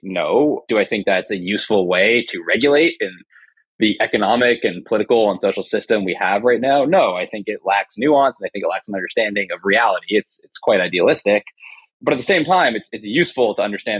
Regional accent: Canada; I'm Canadian as you are

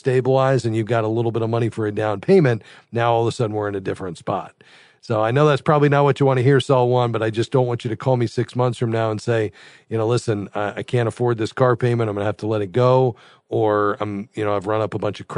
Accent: South Florida, United States; I'm from South Florida

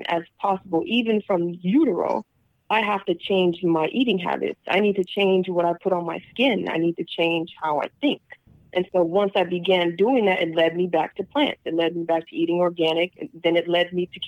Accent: Long Beach, California, United States; I was brought up in Long Beach

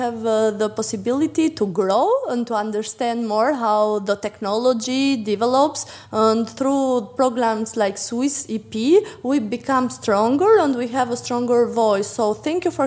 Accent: Berat, Berat County, Albania; I'm from Berat, which is a UNESCO protected site

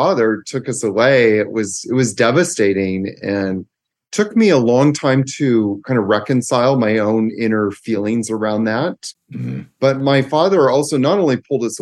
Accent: Victoria, British Columbia, Canada; also born or lived in Vancouver, Canada; So I grew up in Victoria, Canada.

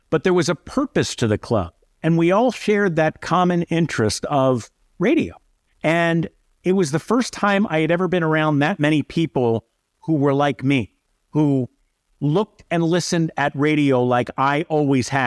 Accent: Syracuse, New York, United States; if I tell them I'm from Syracuse, the question is AER, JPZ.

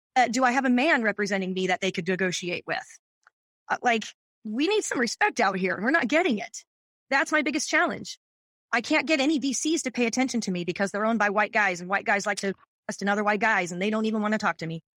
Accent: Seattle, Washington, United States; also born or lived in New York / San Francisco; now in Long Beach, United States; I was born and raised in Seattle

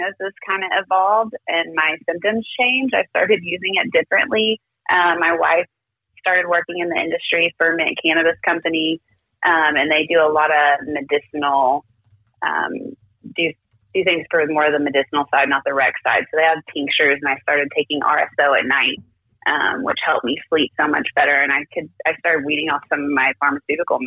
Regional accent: Kentucky, United States; moved away as an adult; now in Bixby, United States; I am from Kentucky. I moved out here to Oklahoma, like, with my work

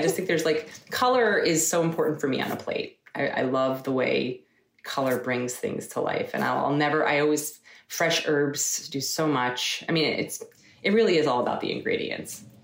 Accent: Eastchester, New York, United States; I grew up in, in New York, in Westchester, New York. Um, lived there my whole entire life from when I was five until uh, I left to go to school.

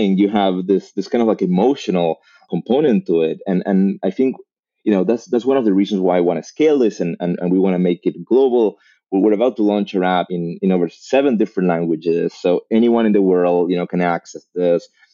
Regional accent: Argentina; moved away as an adult; also born or lived in Mexico; now in Los Angeles, United States; I was born in Argentina.

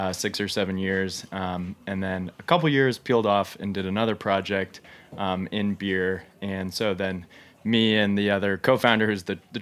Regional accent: West Coast, United States; also born or lived in San Diego; now in New York City, United States; My kind of coming of age in beer was in the mid-2000s in San Diego. I'm from the West Coast.

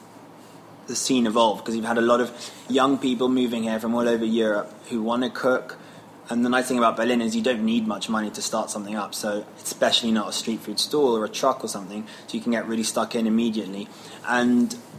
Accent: London, United Kingdom; I was born and raised in London.

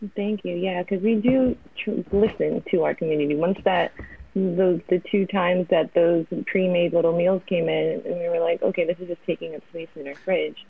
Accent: New York, United States; Born and raised in New York

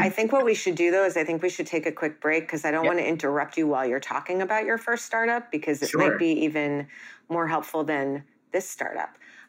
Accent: New York, United States; I'm a New Yorker and we say almond.

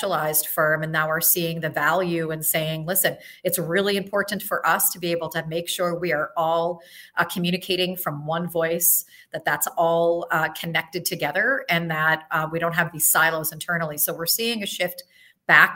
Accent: Syracuse, New York, United States; I grew up in Syracuse, and the reason that I stayed is to be near my family

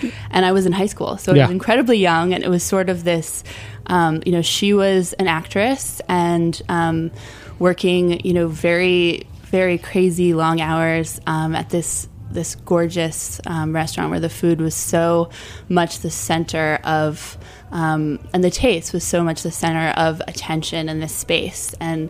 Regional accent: Scarsdale, New York, United States; I grew up in Westchester County in a small suburban town called Scarsdale.

